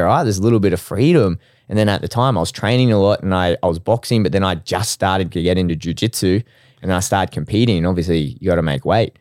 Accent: Brisbane, Queensland, Australia; I'm from Brisbane.

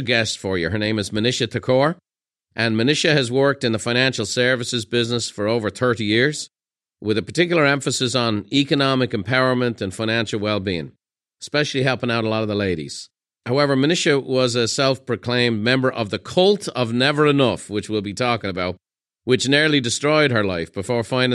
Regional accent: Ireland; I grew up in Ireland

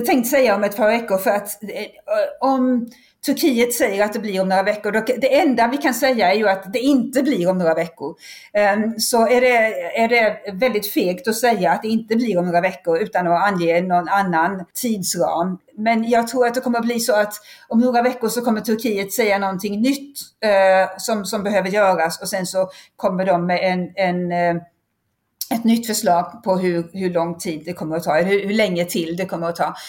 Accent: Sweden; som vanlig svensk

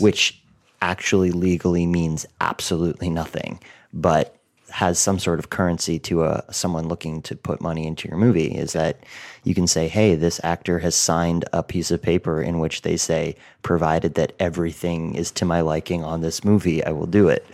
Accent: outside of Boston, Massachusetts, United States; moved away as an adult; also born or lived in Los Angeles; my hometown outside of Boston

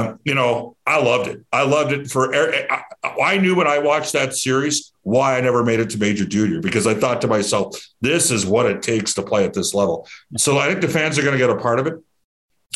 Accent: Edmonton, Alberta, Canada; I'm from Edmonton

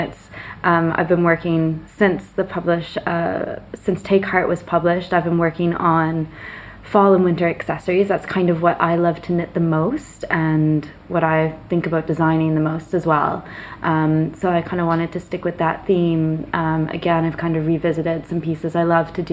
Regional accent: Nova Scotia, Canada; moved away; I grew up in Nova Scotia, not too far from the coast.

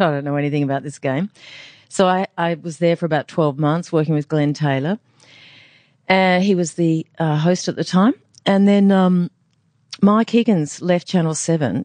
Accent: Brisbane, Queensland, Australia; I'm from the Gindi. I'm a Gindi girl

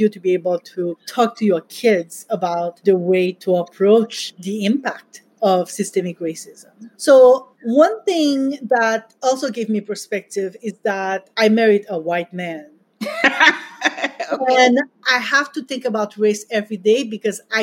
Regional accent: Haiti; now in United States; I grew up in Haiti

